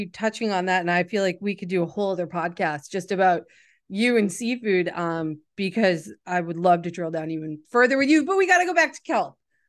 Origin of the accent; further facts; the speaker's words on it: New England, United States; I grew up in New England. I live here in New England.